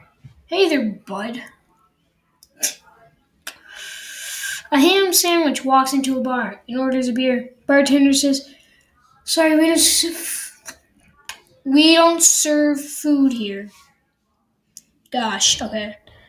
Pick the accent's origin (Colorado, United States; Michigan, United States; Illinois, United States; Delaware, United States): Colorado, United States; Denver; I'm from Denver.